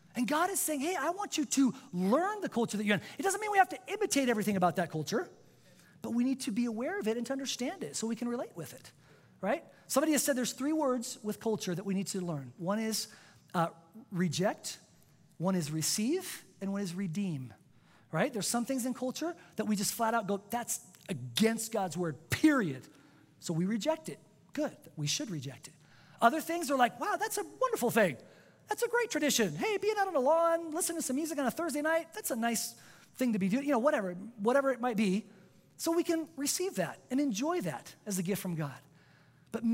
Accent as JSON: {"language": "English", "country": "Spain", "tie": "born or raised there", "first_language": "Spanish", "second_language": "English", "said": "I was born and raised in Spain. I'm a native speaker. I didn't even speak English till I was 7 years old."}